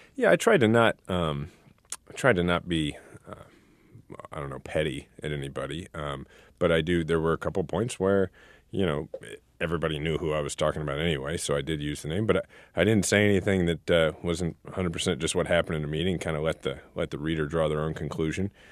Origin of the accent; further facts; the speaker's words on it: Kansas City, Missouri, United States; my hometown